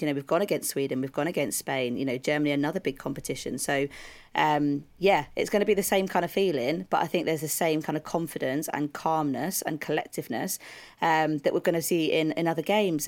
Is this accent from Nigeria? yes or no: no; United Kingdom; we're British